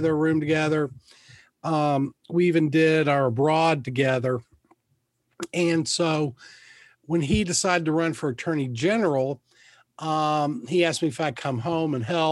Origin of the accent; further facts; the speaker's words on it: Lexington, Kentucky, United States; also born or lived in North Carolina; I'm from Lexington, grew up here